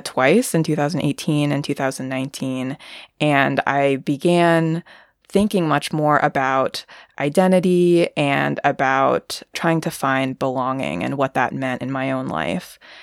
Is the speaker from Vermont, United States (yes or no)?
yes; Vermont, United States; also born or lived in China; So I was born in China and raised in the US. I was adopted by two white parents, and I grew up in the Northeast US in Vermont.